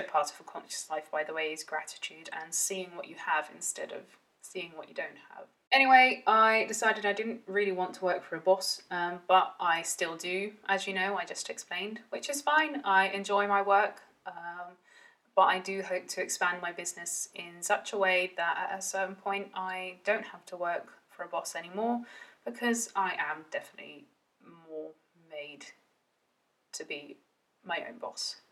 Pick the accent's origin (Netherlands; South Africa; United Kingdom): Netherlands; I grew up in the Netherlands, um, half Welsh, half Dutch